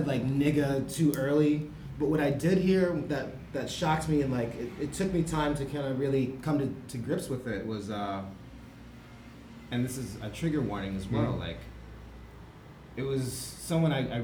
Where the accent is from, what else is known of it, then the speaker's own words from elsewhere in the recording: Buffalo suburbs, New York, United States; now in Berlin, Germany; I grew up in the suburbs, a white suburb